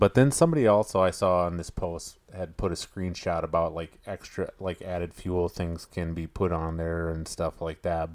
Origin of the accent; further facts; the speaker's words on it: Minnesota, United States; growing up in Minnesota